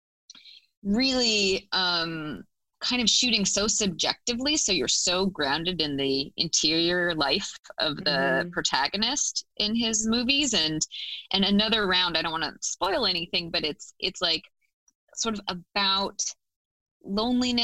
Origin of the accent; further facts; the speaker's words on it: Fort Collins, Colorado, United States; moved away; I grew up in Fort Collins, Colorado, which is like a medium-sized town north of Denver, Colorado